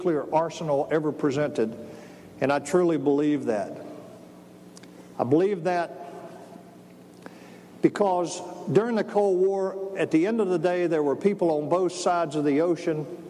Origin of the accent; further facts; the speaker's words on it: United States; I'm one American